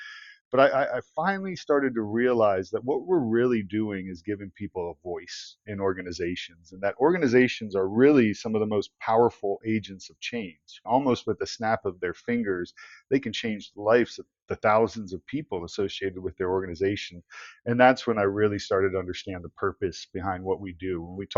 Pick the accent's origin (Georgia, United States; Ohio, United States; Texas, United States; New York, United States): Ohio, United States; Columbus; Grew up, born and raised in Columbus, Ohio.